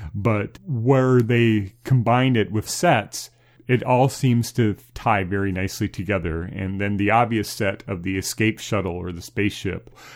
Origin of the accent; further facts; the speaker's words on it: United States; as an American